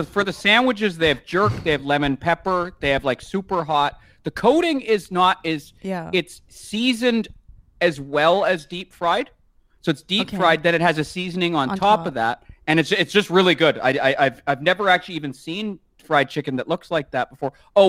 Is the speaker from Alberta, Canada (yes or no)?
no; Vancouver, British Columbia, Canada; I'm from Vancouver.